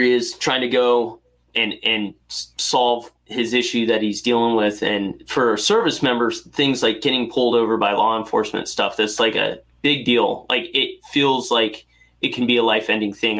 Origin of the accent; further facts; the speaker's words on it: North Carolina, United States; I grew up in North Carolina